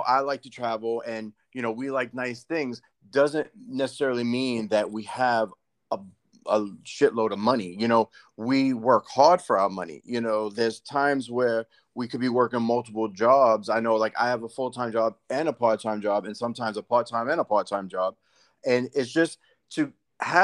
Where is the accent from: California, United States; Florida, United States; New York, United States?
New York, United States; we grew up in New York.